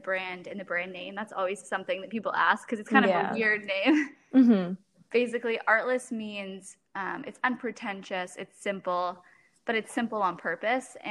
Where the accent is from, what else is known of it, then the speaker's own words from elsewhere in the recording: Toronto, Ontario, Canada; I'm from Toronto, Ontario, Canada